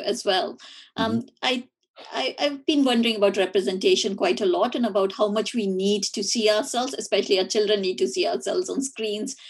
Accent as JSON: {"language": "English", "country": "India", "tie": "born or raised there", "moved": "yes", "said": "learning about it at school uh, growing up in India."}